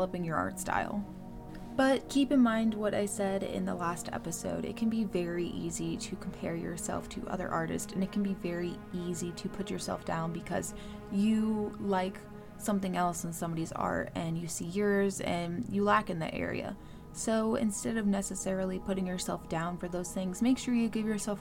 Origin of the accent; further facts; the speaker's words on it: Maryland, United States; I'm from Maryland. We have a weird accent